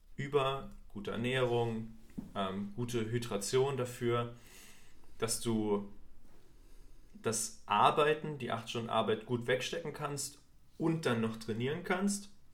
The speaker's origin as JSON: {"language": "German", "region": "Thuringia", "country": "Germany", "tie": "born or raised there", "said": "bei uns in Thüringen waren es immer die Skater-Klamotten"}